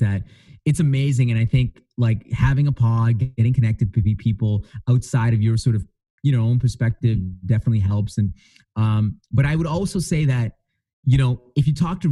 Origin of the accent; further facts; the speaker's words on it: Edmonton, Alberta, Canada; I'm from Edmonton